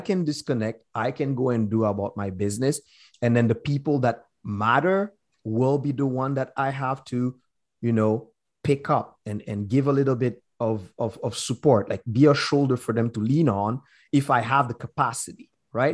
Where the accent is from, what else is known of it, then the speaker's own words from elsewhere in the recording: Haiti; now in British Columbia, Canada; us as Haitian